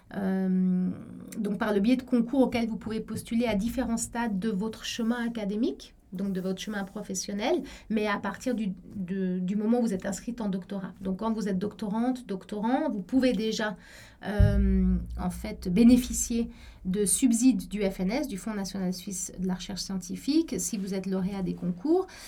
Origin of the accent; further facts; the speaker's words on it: Cairo, Cairo Governorate, Egypt; moved away as an adult; also born or lived in Paris, France / Buenos Aires, Argentina; now in Geneva, Switzerland; je suis suisse, mais j'ai grandi au, Caire en Égypte. J'ai passé toute mon enfance et mon adolescence là-bas